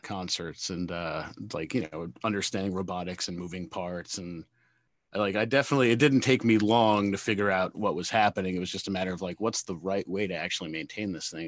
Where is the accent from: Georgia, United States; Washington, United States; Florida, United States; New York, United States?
New York, United States; Brooklyn; from Brooklyn, New York